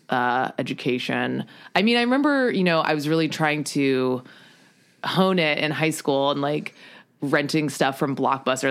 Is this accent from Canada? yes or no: no; U.S. Virgin Islands; moved away as an adult; also born or lived in New York; I am from Saint Croix in the U S Virgin Islands